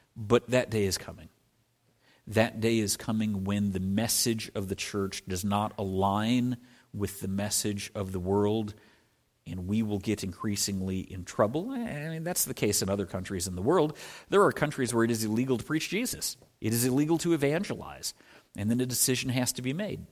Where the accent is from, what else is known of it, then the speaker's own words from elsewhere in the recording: Scotland, United Kingdom; moved away; I was born in Scotland, was born on the coast of Scotland